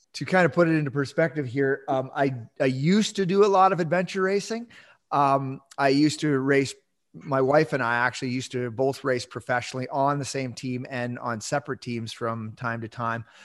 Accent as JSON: {"language": "English", "region": "Southern Ontario", "country": "Canada", "tie": "born or raised there", "moved": "as an adult", "lives_now": "Yukon, Canada", "said": "I grew up in, yeah, in Southern Ontario"}